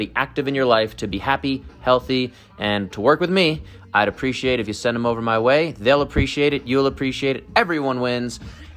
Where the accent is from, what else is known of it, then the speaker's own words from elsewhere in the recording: New York City, New York, United States; I was raised in Brooklyn